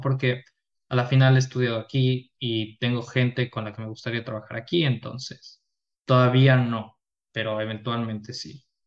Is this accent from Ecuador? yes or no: yes; Quito, Pichincha, Ecuador; now in Germany; yo soy de Ecuador, de la ciudad de Quito, de la capital. Eh, nací ahí, crecí ahí, toda mi vida estuve ahí